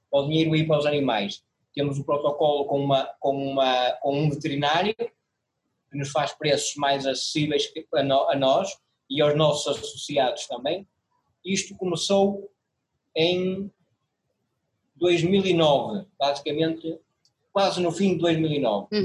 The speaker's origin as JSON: {"language": "Portuguese", "town": "Porto", "region": "Norte", "country": "Portugal", "said": "Você foi parar o meu número de telefone e nós somos do Porto."}